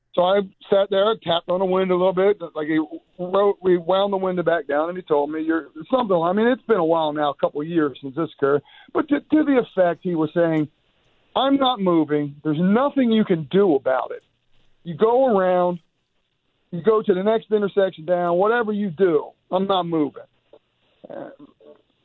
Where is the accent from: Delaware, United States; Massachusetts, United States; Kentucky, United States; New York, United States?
Delaware, United States; Smyrna; we're from Smyrna